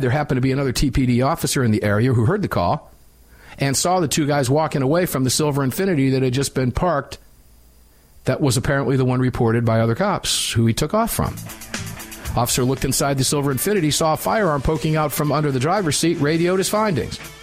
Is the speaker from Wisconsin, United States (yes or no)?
no; Tampa, Florida, United States; Tampa Field Division, my hometown